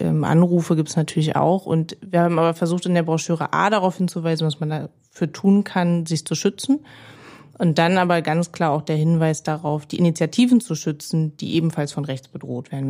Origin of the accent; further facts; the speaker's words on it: Berlin, Germany; Ich bin Marzahn-Hellersdorf aufgewachsen in Berlin.